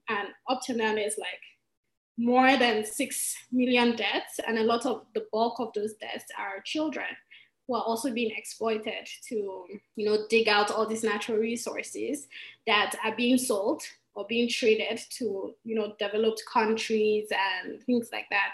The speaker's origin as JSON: {"language": "English", "country": "Nigeria", "said": "I'm from Nigeria"}